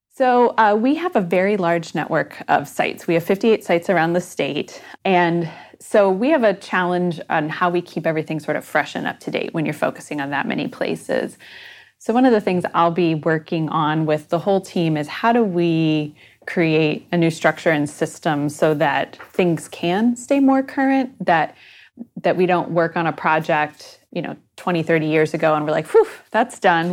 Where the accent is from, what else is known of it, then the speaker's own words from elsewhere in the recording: Michigan, United States; moved away as an adult; also born or lived in Texas / upstate New York; now in Ohio, United States; I was born in Texas, and then I grew up in Michigan